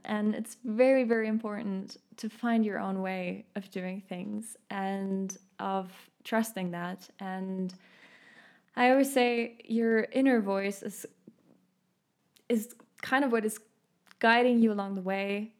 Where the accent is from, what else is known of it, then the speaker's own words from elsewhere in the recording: Munich, Bavaria, Germany; accent: German; English is a second language; now in Stuttgart, Germany; I grew up in Munich. I now live in Stuttgart